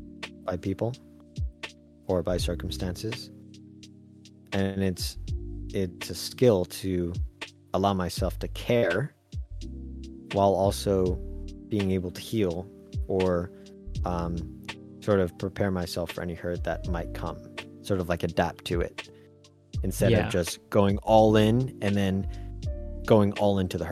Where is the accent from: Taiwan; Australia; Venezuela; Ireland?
Taiwan; You'd never guess that I grew up in Taiwan.